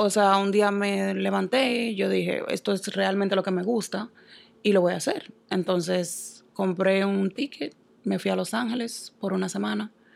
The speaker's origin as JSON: {"language": "Spanish", "town": "Santo Domingo", "region": "Distrito Nacional", "country": "Dominican Republic", "tie": "born or raised there", "also_born_or_lived": "New York", "moved": "as an adult", "lives_now": "Boston, United States", "said": "Yo soy dominicana, nací en Santo Domingo, en el Distrito Nacional"}